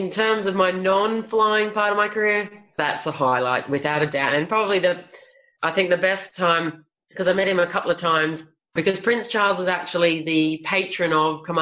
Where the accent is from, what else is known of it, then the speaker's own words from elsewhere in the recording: Australia; he made a comment about me being Australian and what was I doing there, pretty much.